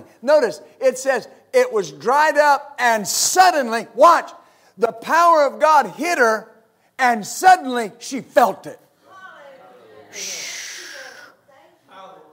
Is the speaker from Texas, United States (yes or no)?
yes; West Texas, United States; I grew up in West Texas